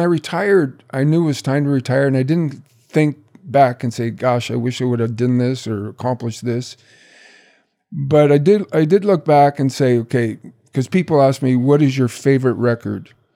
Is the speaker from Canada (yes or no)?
yes; Brantford, Ontario, Canada; my hometown of Brantford